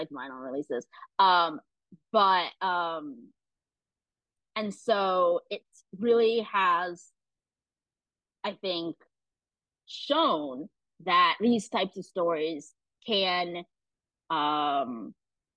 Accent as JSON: {"language": "English", "town": "Columbus", "region": "Ohio", "country": "United States", "also_born_or_lived": "China", "said": "I'm from Columbus, Ohio"}